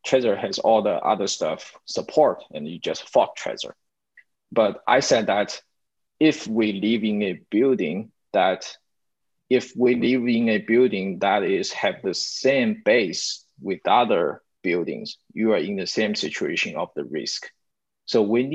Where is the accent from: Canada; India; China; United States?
China; We are Chinese, we are from China